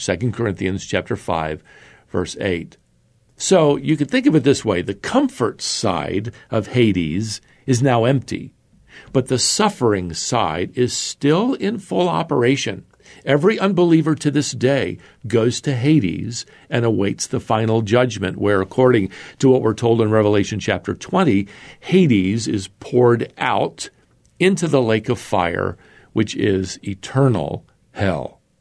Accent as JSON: {"language": "English", "region": "North Carolina", "country": "United States", "tie": "born or raised there", "said": "my home state of, of North Carolina"}